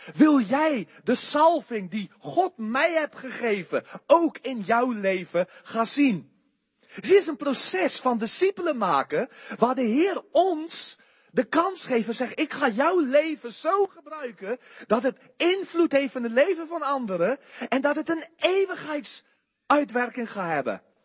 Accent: South Africa; Dutch is a second language; moved away as an adult; now in Netherlands; hij hoorde mijn rare accent en hij zei aan mij, waar kom je vandaan? Ik zei, Zuid-Afrika

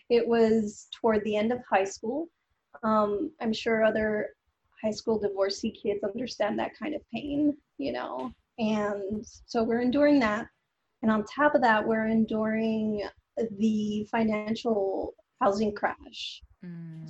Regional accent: Los Angeles, California, United States; I was born and raised in Los Angeles to a Central American family

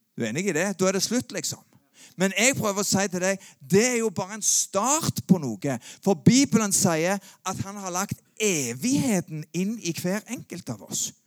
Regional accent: Sandnes, Rogaland, Norway; jeg vokste opp på Gandal

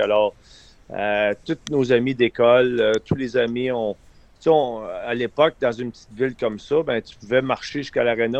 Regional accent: Eastern Townships, Quebec, Canada; j'ai grandi dans un canton de l'Est.

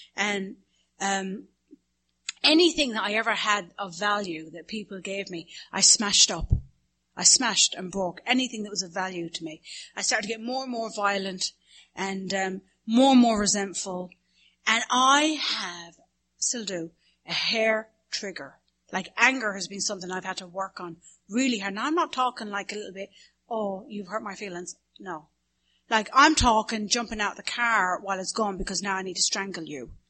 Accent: the Midlands in Ireland, Ireland; accent: Irish Midlands; now in Studio City, United States; My accent is from the Midlands in Ireland

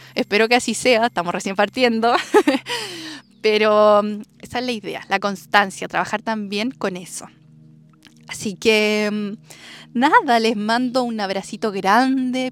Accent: Chile; also born or lived in Santiago / Denmark; acá en mi tierra, en mi maravillosa tierra natal, en mis raíces

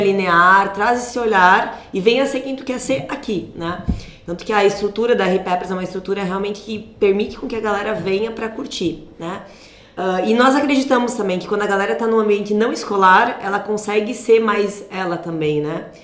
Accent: Cândido Godói, Rio Grande do Sul, Brazil; nasci em Cândido Godói, no ah, interior do Rio Grande do Sul? No interior, é quase um vilarejo, né? Fica a 30 quilômetros de Santa Rosa

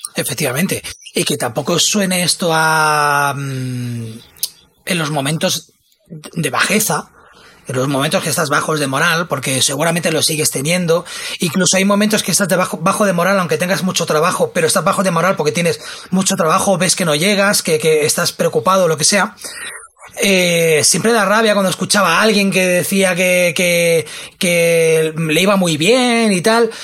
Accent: Spain; como buen español

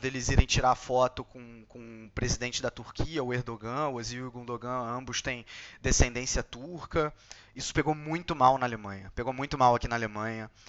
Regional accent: Brazil; eu sou brasileiro

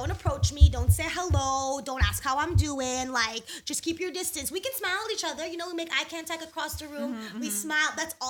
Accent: Guyana; accent: West Indian; I am West Indian. I don't, like, THs don't exist to me.

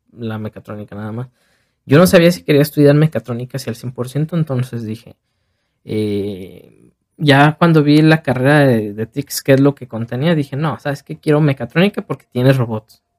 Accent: Tepic, Nayarit, Mexico; moved away as an adult; now in Guadalajara, Mexico; yo soy de Tepic, entonces yo me vine a Guadalajara

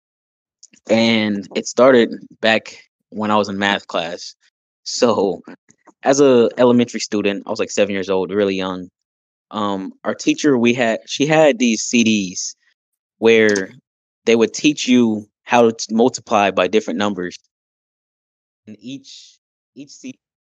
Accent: Wichita, Kansas, United States; also born or lived in Texas; now in near Austin, Texas, United States; I am a artist from Wichita, Kansas that moved out to Texas. I'm currently near Austin, Texas.

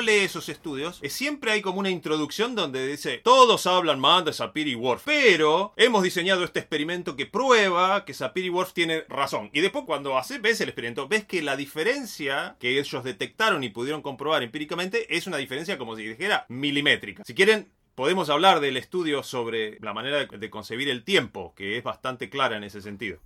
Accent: Bariloche, Río Negro, Argentina; soy de Bariloche

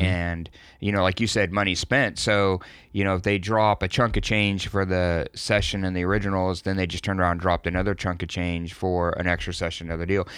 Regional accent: Texas, United States; I'm from Texas.

